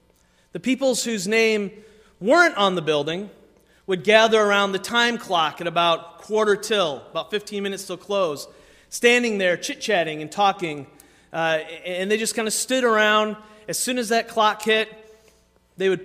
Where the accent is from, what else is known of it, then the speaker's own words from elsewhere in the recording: Waterford, Michigan, United States; I grew up in Waterford, Michigan, not super far from here